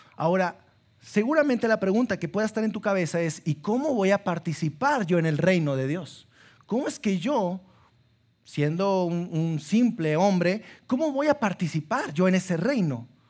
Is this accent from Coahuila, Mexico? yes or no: yes; Sabinas, Coahuila, Mexico; now in Saltillo, Mexico; soy de Sabinas, y allá en eh, mis papás me, metieron a un colegio católico